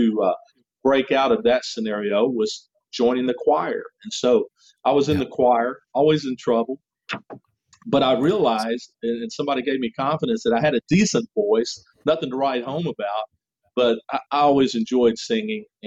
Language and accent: English; Memphis, Tennessee, United States; moved away as an adult; also born or lived in Arkansas / Florida; I was born and raised in Memphis, Tennessee